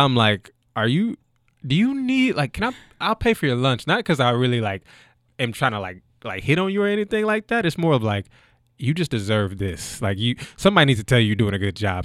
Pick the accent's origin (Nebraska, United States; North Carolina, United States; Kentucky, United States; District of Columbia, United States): Kentucky, United States; Frankfort; moved away as an adult; also born or lived in Canada / Germany / Austria; I'm originally from Frankfort, Kentucky